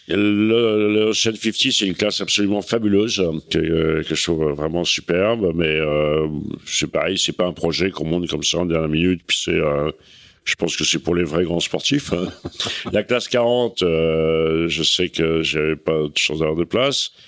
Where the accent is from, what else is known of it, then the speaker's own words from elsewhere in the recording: Cherbourg, Normandy, France; j'ai passé mon enfance à Cherbourg